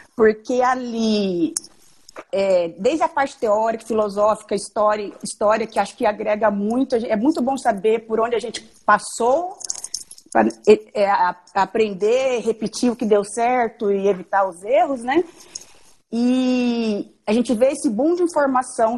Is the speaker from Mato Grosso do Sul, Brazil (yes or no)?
yes; Dourados, Mato Grosso do Sul, Brazil; also born or lived in Santa Catarina; eu vim, fiquei no Mato Grosso do Sul, várias cidades, e terminei meu ensino médio em Dourados, Mato Grosso do Sul